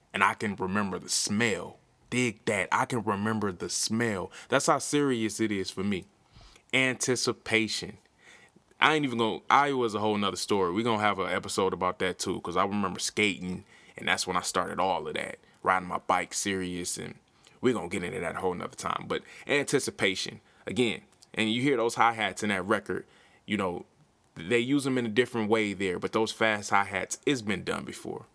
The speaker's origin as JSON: {"language": "English", "town": "Milwaukee", "region": "Wisconsin", "country": "United States", "said": "I'm from Milwaukee, Wisconsin"}